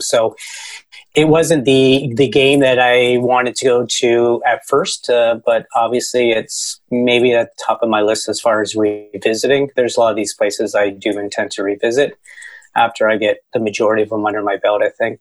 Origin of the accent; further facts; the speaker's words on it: Canada; I'm from Canada